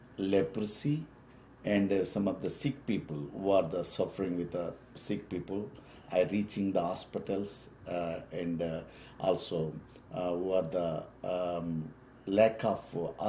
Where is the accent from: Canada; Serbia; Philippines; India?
India; first language Telugu; English is a second language; My mother tongue is Telugu.